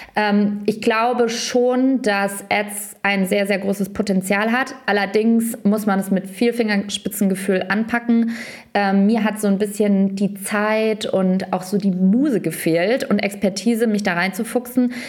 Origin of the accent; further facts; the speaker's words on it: Lower Franconia, Bavaria, Germany; unter Franken, wo ich herkomme